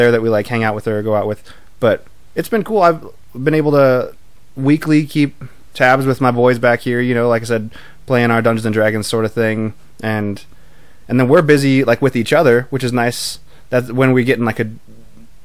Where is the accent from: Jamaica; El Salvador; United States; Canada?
United States; Billings, Montana; moved away as an adult; I'm from Billings